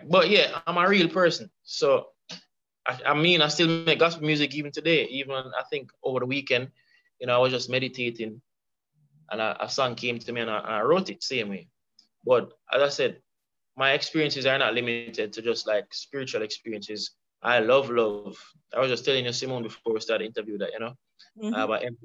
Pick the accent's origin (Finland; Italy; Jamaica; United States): Jamaica; Kingston